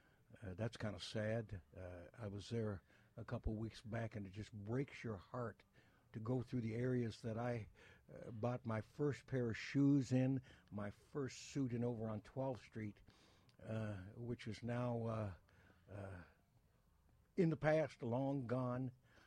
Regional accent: Windsor, Ontario, Canada; And spent growing up in Windsor and a lot of time also in Detroit. I have a lot of family from the Detroit area.

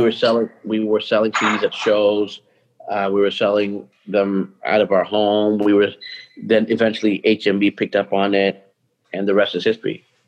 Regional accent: Toronto, Ontario, Canada; now in Vancouver, Canada; I grew up in North York, went to school in North York

